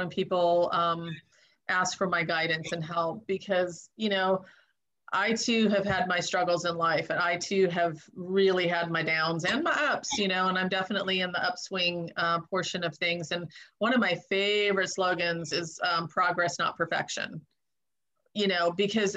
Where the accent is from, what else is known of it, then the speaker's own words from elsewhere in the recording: Southern California, United States; moved away; also born or lived in East Coast; I grew up in Southern California, and then I moved to the East Coast